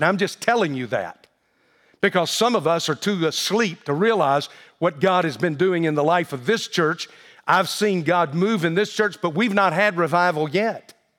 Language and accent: English; the South, United States; I grew up in the South with a very Southern mother